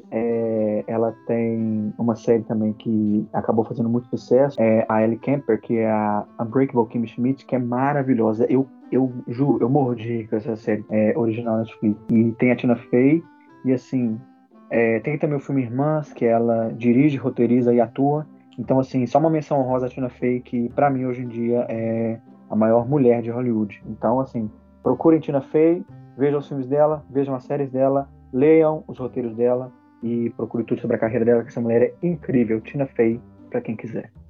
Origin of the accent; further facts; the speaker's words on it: Belo Horizonte, Minas Gerais, Brazil; eu sou de BH, Minas Gerais